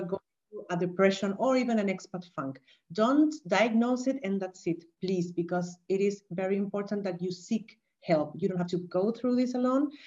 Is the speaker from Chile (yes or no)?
yes; Chile; moved away as an adult; also born or lived in Vienna, Austria; now in Valencia, Spain; I'm originally from Chile, and I moved